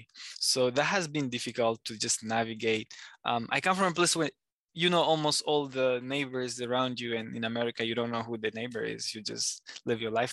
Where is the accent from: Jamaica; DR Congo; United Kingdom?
DR Congo; North Kivu; also born or lived in Rwanda; now in Virginia, United States; I am from the eastern part, a province called the North Kivu, which is like North Kivu in English. So that's where I'm from, born and raised.